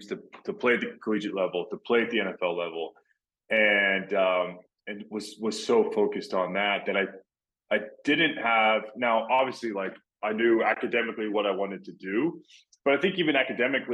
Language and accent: English; Texas, United States; moved away as an adult; also born or lived in Florida; I grew up in Texas where football is pretty much a religion